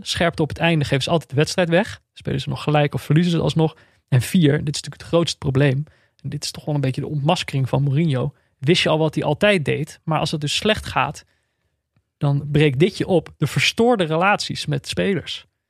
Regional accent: Veldhoven, North Brabant, Netherlands; also born or lived in Amsterdam; Ik ben, eh, de luisteraars weten dit wel, opgegroeid in Veldhoven, in de buurt van Eindhoven

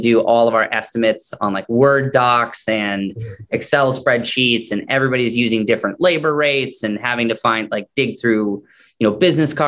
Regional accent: Maine, United States; moved away; I'm originally from Maine and I had moved back

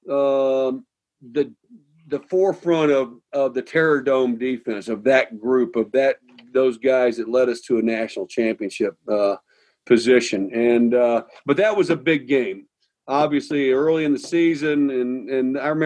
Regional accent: Midwest, United States; Uh, me growing up in the Midwest, Ohio State.

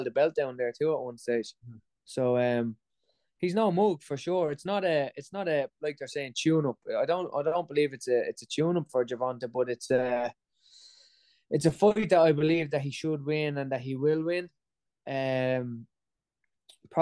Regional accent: Ireland; I'm Irish

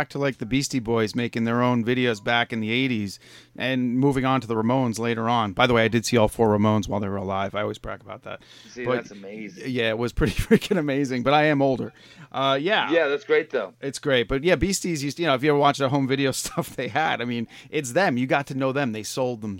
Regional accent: Long Island, New York, United States; I'm from Long like, Island, so yes, you do get that.

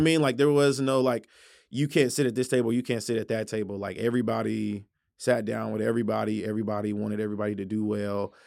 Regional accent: Tulsa, Oklahoma, United States; I'm from Tulsa

